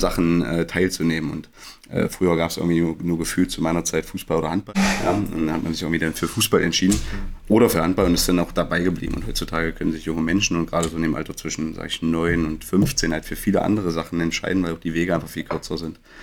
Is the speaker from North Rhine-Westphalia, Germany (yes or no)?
no; Magdeburg, Saxony-Anhalt, Germany; gebürtiger Magdeburger